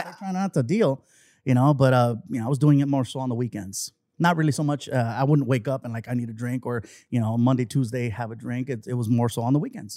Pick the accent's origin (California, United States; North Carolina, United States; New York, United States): California, United States; Long Beach; also born or lived in San Diego; grew up in Long Beach, and I've been there ever since